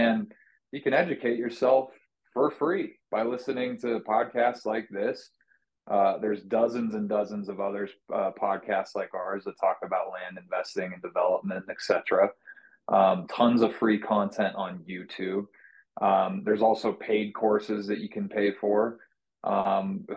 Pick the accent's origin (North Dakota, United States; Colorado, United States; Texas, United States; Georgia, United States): Colorado, United States; I'm from Colorado